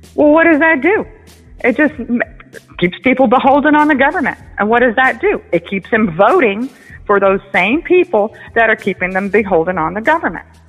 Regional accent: United States; I'm an American. I'm born in America. My parents were born in New York City

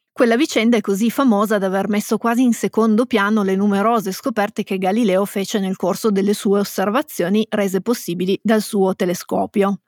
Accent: Piedmont, Italy; siamo piemontesi

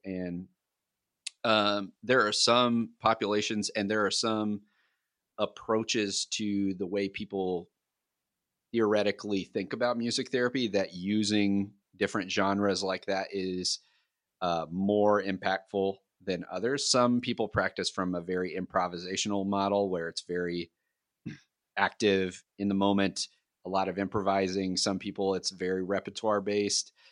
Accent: Kentucky, United States; I'm from Kentucky

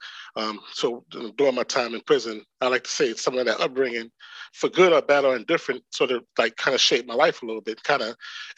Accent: New York City, New York, United States; also born or lived in Dillon, South Carolina; Came to New York around the age of 8

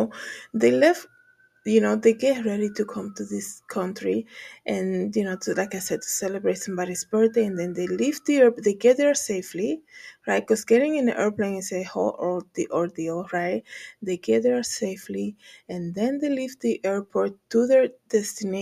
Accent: Dominican Republic; moved away; when I was living there, growing up in the Dominican Republic

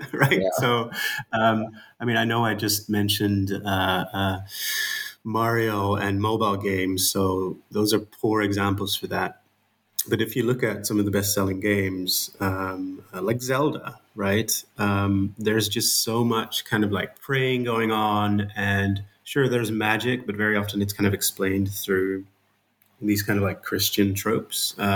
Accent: Netherlands; accent: Dutch; I'm Dutch, as you can hear from my my accent

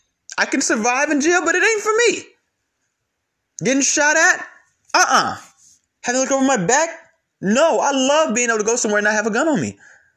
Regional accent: California, United States; Or because I'm from California, I got to be this way.

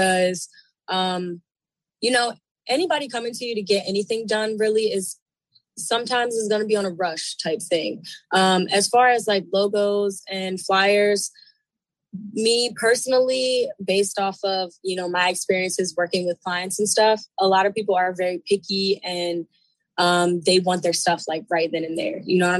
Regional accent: Baltimore, Maryland, United States; I'm from Baltimore, Maryland. Not really from the city. I'm more like a country girl. But I moved out into the city when I was about, I want to say like 15, 16

